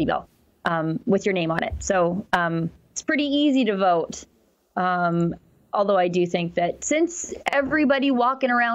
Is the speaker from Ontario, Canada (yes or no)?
no; Alberta, Canada; I'm from Alberta